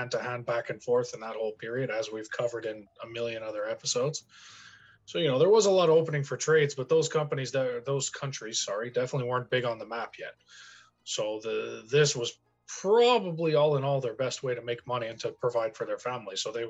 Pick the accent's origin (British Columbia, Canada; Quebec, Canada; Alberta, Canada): Quebec, Canada; the French part of Canada; first language English; we come from the French part of Canada. And while we're both predominantly native English speakers, we've lived here our whole lives.